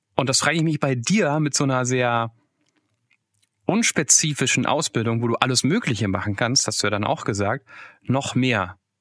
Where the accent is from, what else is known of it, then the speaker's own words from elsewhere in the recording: Hesse, Germany; als Hesse